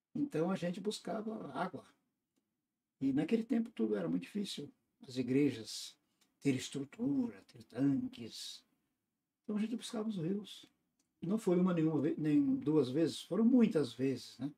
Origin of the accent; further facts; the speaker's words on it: Paraná, Brazil; also born or lived in Tumiritinga, Minas Gerais (birthplace); eu sou de origem do estado do Paraná. Sou do Paraná. Então, claro, meus pais vieram de Minas quando estava iniciando o estado do Paraná, no noroeste do estado. E eu vim quase que nos panos, né? Vim bem novinho. novinho. E aí crescemos infância, adolescência